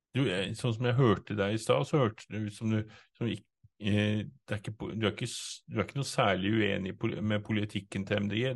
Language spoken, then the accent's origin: Norwegian; Innlandet, Norway; i Innlandet, der vi kommer fra